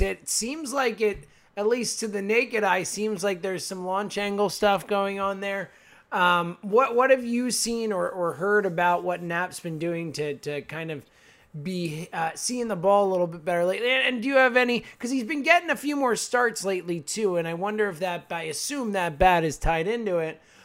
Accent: Philadelphia, Pennsylvania, United States; we're from Philly

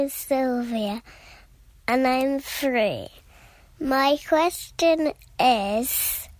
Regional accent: England, United Kingdom; I'm from England.

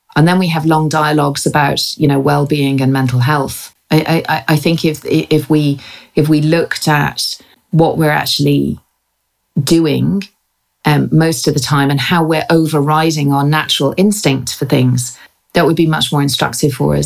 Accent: Ireland; moved away as an adult; also born or lived in England; now in London, United Kingdom; I was born in England, educated, uh, and uh, in Ireland, and lived there until I was about twenty four.

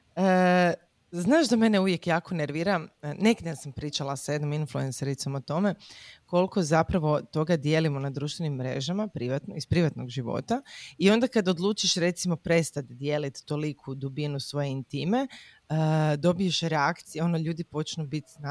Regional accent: Croatia; kod nas u Hrvatskoj

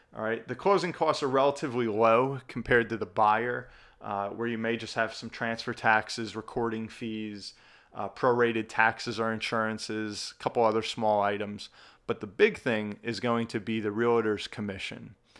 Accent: New Jersey, United States; my home state of New Jersey, we've got the highest property taxes in the country

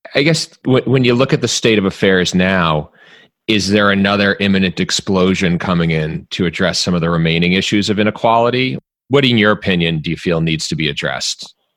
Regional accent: Dedham, Massachusetts, United States; also born or lived in Jamaica Plain, Boston; I grew up in Dedham

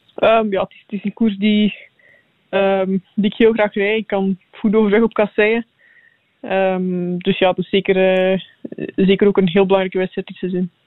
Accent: Belgium; als Belg

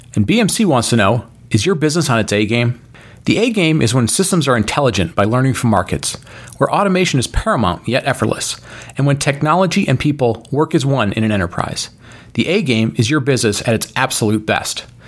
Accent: Michigan, United States; moved away; also born or lived in North Carolina; maybe I'll move back to my home state of Michigan

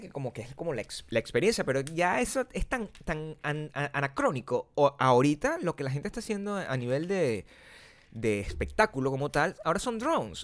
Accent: Venezuela; also born or lived in Chicago; now in Los Angeles, United States; siendo venezolano

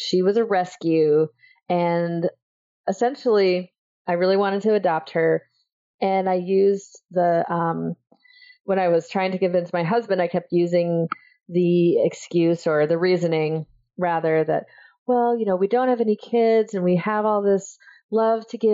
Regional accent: Iowa, United States; I grew up in Iowa

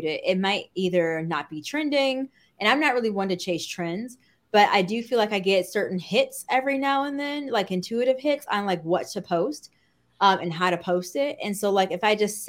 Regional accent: Midwest, United States; I say pop because I'm from the Midwest. So to me, soda is pop

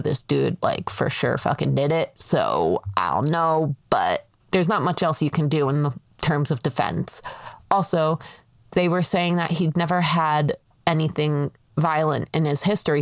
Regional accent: Pennsylvania, United States; being a P A resident, I am taking it back to my home state

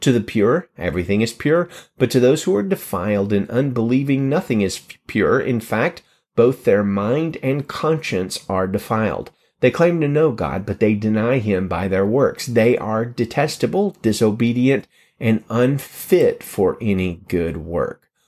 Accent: Alabama, United States; In my home state of Alabama

